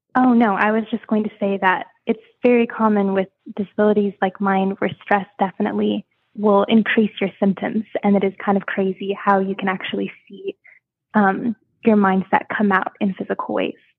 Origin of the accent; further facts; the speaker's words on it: Washington, United States; moved away as an adult; also born or lived in Hawaii; now in Fort Riley, Kansas, United States; Originally from Hawaii, um, but I moved to Washington State when I was about six years old. So I've been there most of my life